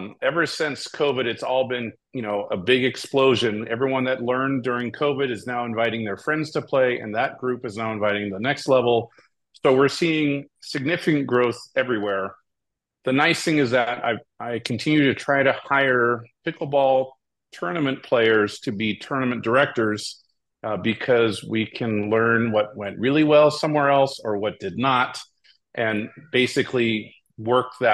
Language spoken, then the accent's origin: English; Hawaii, United States; moved away as an adult; also born or lived in California; I was born and raised in Hawaii